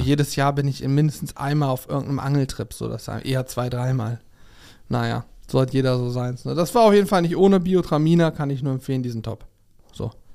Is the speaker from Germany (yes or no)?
yes; Germany; bei uns in Deutschland